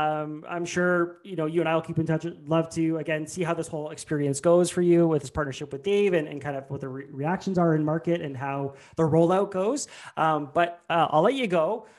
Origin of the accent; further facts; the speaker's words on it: Canada; speaking as a Canadian